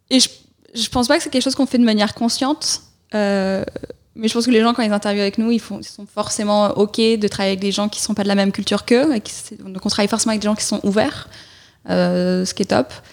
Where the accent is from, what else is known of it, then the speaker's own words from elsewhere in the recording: Clermont-Ferrand, Auvergne-Rhône-Alpes, France; born there; also born or lived in South Carolina, United States; Donc moi, je suis née à Clermont-Ferrand